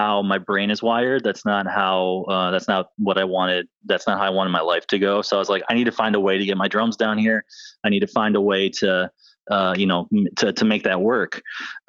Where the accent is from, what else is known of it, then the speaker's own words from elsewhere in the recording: Northern Michigan, United States; now in Florida, United States; I'm from Northern Michigan